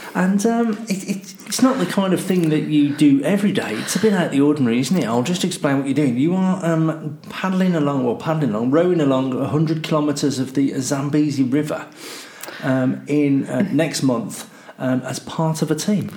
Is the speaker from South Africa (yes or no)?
no; United Kingdom; I'm British